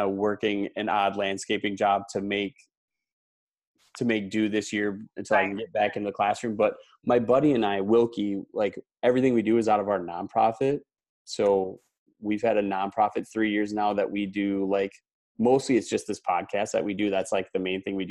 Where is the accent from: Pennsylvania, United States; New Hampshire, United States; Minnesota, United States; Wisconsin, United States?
Wisconsin, United States; moved away as an adult; also born or lived in Houston; I grew up in Wisconsin